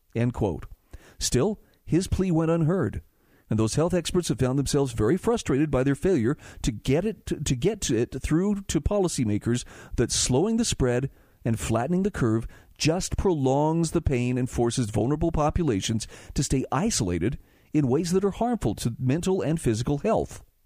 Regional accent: Utah, United States; in my home state of Utah

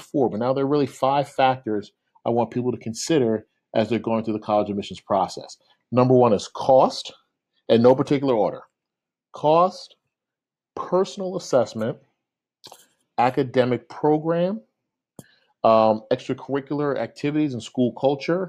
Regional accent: New York, United States; I'm as a New Yorker

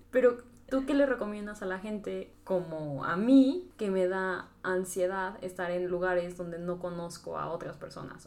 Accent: Tlaxcala, Mexico; soy de Tlaxcala

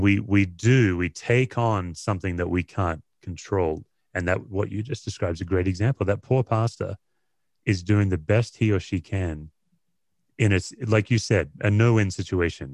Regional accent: Australia; moved away as an adult; also born or lived in Tennessee, United States; now in United States; I went from beach culture, Australia, windsurfing, body surfing to Appalachian

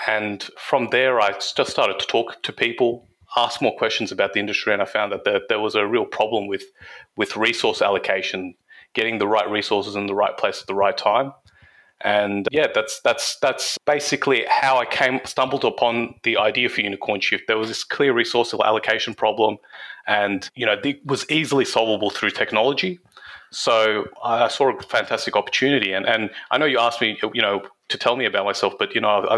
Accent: Campbelltown, New South Wales, Australia; my hometown of Campbelltown

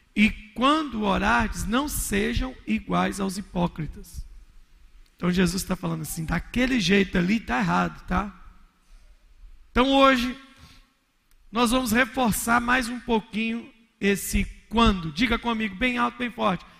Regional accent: Minas Gerais, Brazil; sou mineiro

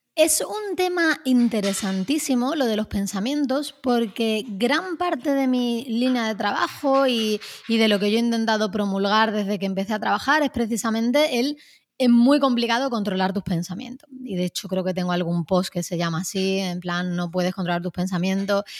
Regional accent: Málaga, Andalusia, Spain; me uní a un taller de escritura creativa en Málaga, de donde yo soy

